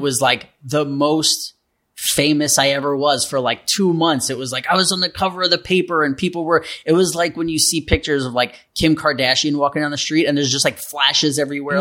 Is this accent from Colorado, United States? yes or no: no; New York City, New York, United States; I grew up in New York City